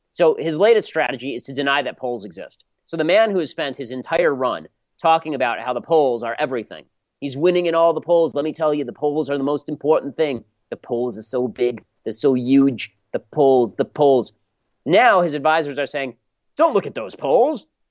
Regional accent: Los Angeles, California, United States; I'm from Los Angeles, literally my entire life. I've lived in L.A. my entire life

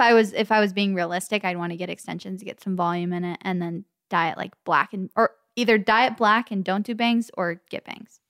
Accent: the Valley, California, United States; accent: Valley Girl; We literally grew up in the Valley. We're West Coast girls till the day we

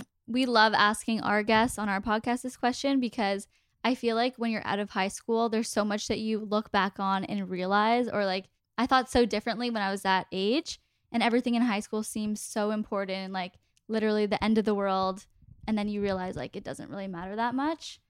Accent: Toronto, Ontario, Canada; We're both from Toronto

